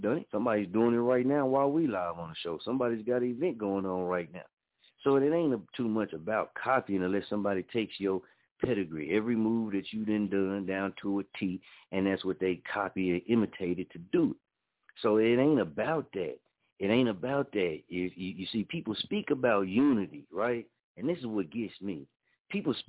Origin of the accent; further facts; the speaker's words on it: Muskogee, Oklahoma, United States; moved away as an adult; I'm from here, born and raised in Muskogee, Oklahoma